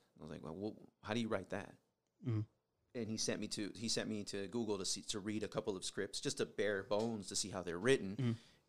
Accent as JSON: {"language": "English", "town": "Las Vegas", "region": "Nevada", "country": "United States", "tie": "born or raised there", "also_born_or_lived": "San Diego, California", "said": "I grew up in Vegas."}